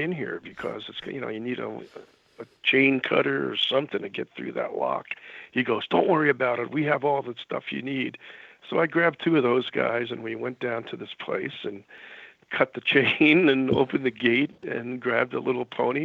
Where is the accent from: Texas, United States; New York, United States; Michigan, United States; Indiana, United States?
New York, United States; New York City; moved away; also born or lived in Canada; I grew up in New York City